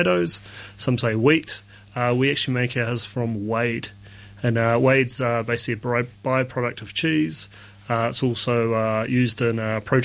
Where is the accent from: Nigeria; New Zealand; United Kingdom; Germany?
New Zealand; moved away as an adult; now in Hong Kong; I'm from New Zealand